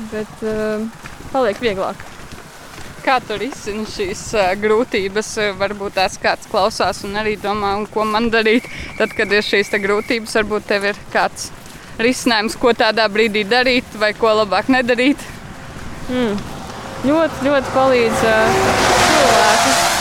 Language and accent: Latvian; Aizpute, South Kurzeme Municipality, Latvia; also born or lived in Liepāja; no aizpūtas mācos uh, Liepājā